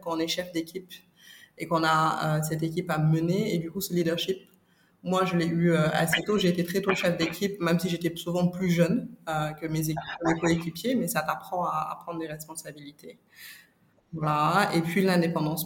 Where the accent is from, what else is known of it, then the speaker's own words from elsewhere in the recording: Dakar, Senegal; je suis née et j'ai grandi au Sénégal